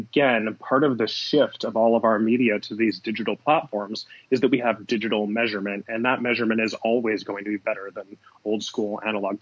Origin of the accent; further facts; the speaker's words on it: Southern California, United States; moved away as an adult; also born or lived in Los Angeles / New York; I grew up in Southern California.